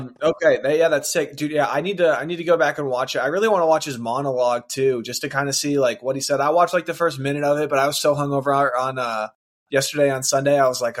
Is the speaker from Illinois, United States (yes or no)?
yes; Chicago, Illinois, United States; I'm from Chicago. My dad's from here too